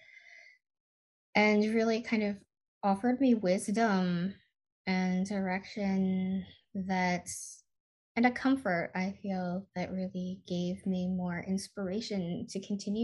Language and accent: English; Michigan, United States; now in California, United States; I grew up in Michigan